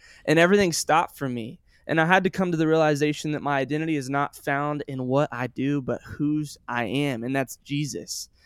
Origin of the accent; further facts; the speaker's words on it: Sioux Falls, South Dakota, United States; also born or lived in Joplin, Missouri; I was born in Joplin, Missouri, and I lived there till I was nine years old, and then I moved to Sioux Falls, South Dakota.